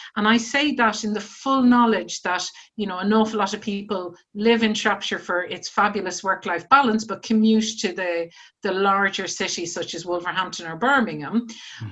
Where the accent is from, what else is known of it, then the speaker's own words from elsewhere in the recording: Ireland; moved away as an adult; now in United Kingdom; when I was starting out from university it was the 1980s, and I was coming from Ireland where you know there were no jobs, and my first job was in the UK, so I was the original immigrant